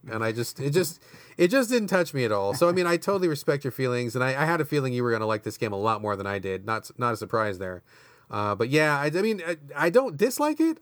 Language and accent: English; Washington, United States; my home state